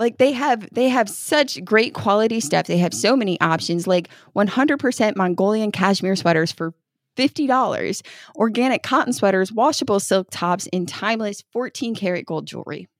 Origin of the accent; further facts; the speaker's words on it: New York, United States; moved away as an adult; now in Kentucky, United States; I grew up in New York by the Hudson